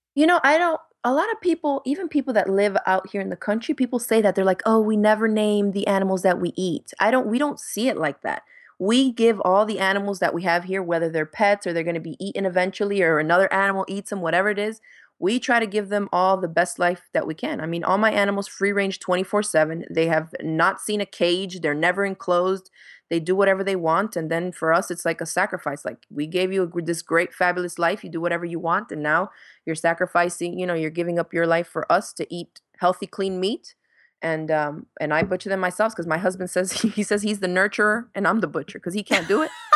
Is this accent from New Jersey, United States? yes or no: no; Miami, Florida, United States; moved away as an adult; also born or lived in New York / Dominican Republic; now in Gainesville, United States; I was born in New York, and I grew up in Miami